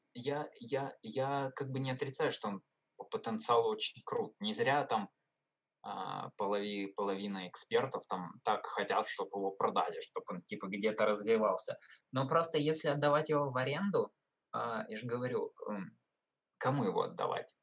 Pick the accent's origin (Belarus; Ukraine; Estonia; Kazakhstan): Ukraine; я из Украины